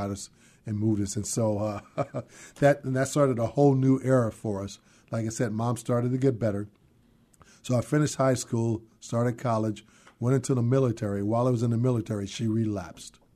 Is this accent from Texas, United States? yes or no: no; San Francisco, California, United States; moved away as an adult; now in Seattle, United States; was born and raised in San Francisco